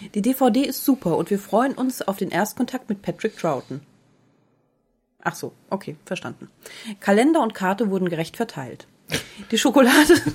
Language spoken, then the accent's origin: German; Baden-Württemberg, Germany; Aus Baden-Württemberg.